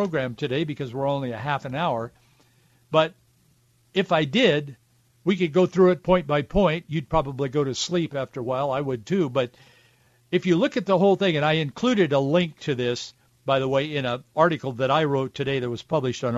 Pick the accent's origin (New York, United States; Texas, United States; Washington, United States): Washington, United States; Yakima; That was just normal for us guys growing up in the Yakima and Yakima Valley.